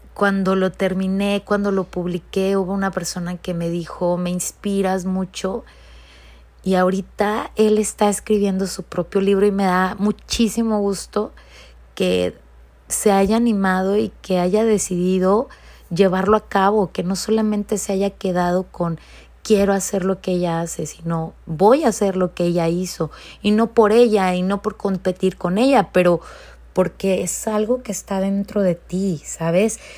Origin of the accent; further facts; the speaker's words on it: Mexico; moved away as an adult; now in California, United States; yo como inmigrante y soy de México, este, estoy viviendo por más de 20 años aquí en los Estados Unidos, en California